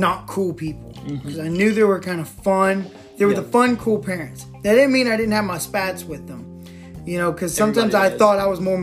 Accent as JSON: {"language": "English", "area": "Richland Chambers Lake", "region": "Texas", "country": "United States", "tie": "born or raised there", "said": "Richland Chambers is a huge lake. I mean, that's the lake I grew up on"}